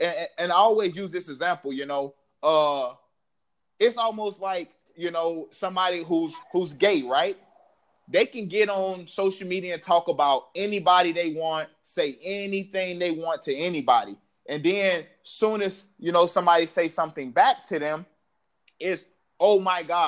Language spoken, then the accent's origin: English; the South, United States; I'm from the South